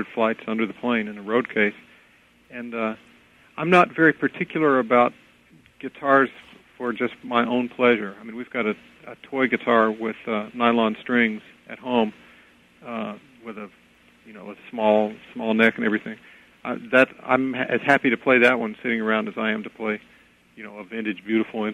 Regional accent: Tulsa, Oklahoma, United States; moved away; I'm from Tulsa, Oklahoma.

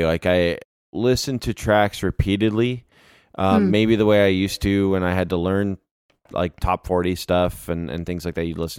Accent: Canada; being Canadian, there's at least a little bit of a kinship there.

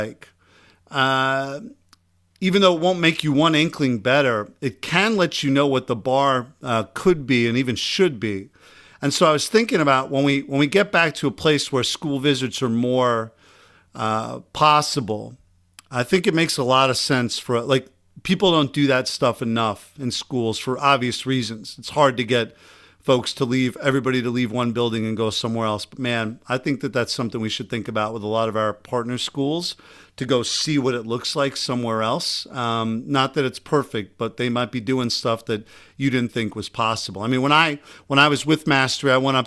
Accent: Long Island, New York, United States; accent: Long Island; My Long Island accent just came out

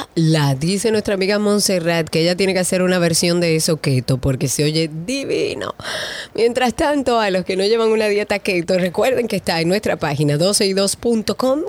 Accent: Dominican Republic

